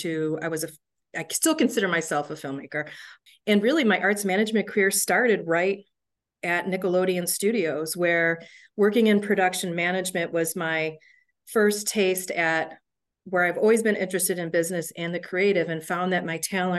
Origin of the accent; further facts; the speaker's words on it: Williamsville, New York, United States; moved away as an adult; also born or lived in Ithaca, New York / Atlanta, Georgia / Orlando, Florida; Born and bred in Western New York. I grew up in Williamsville